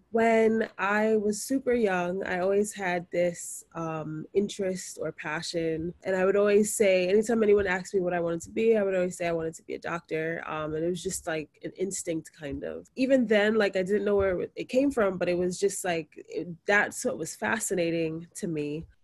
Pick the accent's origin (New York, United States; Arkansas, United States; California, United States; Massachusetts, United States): New York, United States; New York City; I am a second year medical student. I was born and raised in Brooklyn, New York, to a Jamaican mother and a Nigerian father.